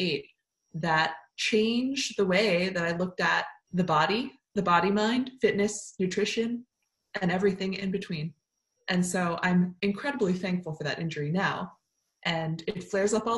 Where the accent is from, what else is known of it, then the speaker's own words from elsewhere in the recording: New York area, United States; now in Oakland, United States; I grew up in the New York area